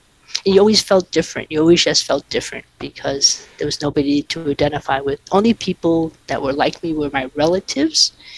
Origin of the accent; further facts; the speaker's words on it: Boston, Massachusetts, United States; we're really the early Chinatown family. And I think growing up in Boston in those days, there just were very few Asians, just very few.